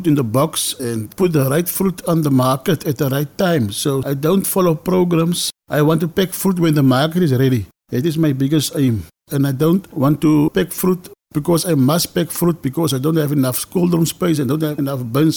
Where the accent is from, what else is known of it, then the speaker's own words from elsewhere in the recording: South Africa; I live in Pinyal, grew up in Pinyal